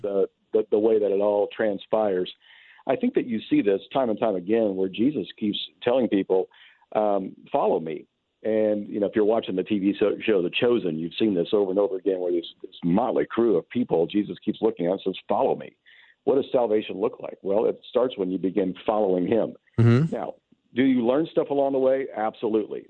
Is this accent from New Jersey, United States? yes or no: no; Kentucky, United States; moved away as an adult; now in California, United States; I'm still marked as an as a Californian, even though I am from Kentucky